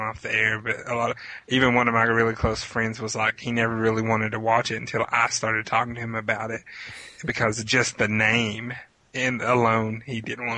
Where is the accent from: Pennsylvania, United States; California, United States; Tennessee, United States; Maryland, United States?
Tennessee, United States; also born or lived in Kentucky / Virginia; I was born in Kentucky, but I've lived in Tennessee and Virginia pretty much all of my life